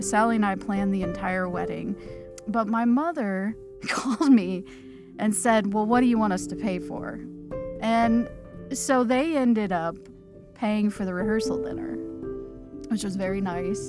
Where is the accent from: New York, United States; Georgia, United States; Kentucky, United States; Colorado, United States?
Kentucky, United States; Lexington; now in Louisville, United States; I live here in Louisville, Kentucky. I grew up in Lexington